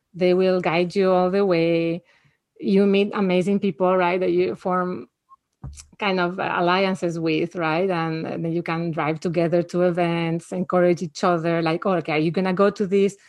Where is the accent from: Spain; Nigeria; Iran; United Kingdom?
Spain; now in United States; I grew up in Spain where people just don't have guns.